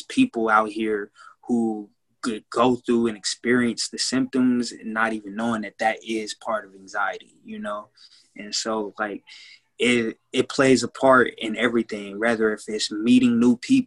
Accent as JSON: {"language": "English", "town": "Kansas City", "region": "Missouri", "country": "United States", "said": "from Kansas City, Missouri as well"}